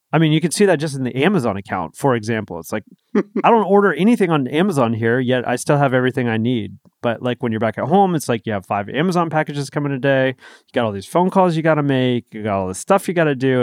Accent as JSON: {"language": "English", "region": "East Coast", "country": "United States", "also_born_or_lived": "San Diego, California", "moved": "as an adult", "lives_now": "California, United States", "said": "we're from the East Coast. Like, we moved to California"}